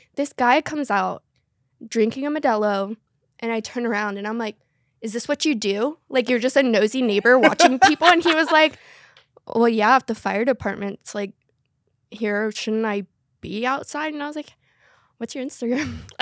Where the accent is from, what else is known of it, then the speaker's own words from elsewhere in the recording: North Carolina, United States; I was raised in North Carolina